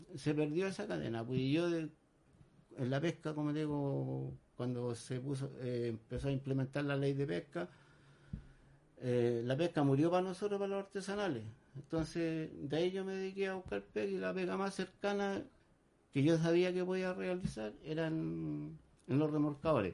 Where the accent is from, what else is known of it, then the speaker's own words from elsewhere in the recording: San Antonio, Valparaíso, Chile; yo soy nacido y criado acá en San Antonio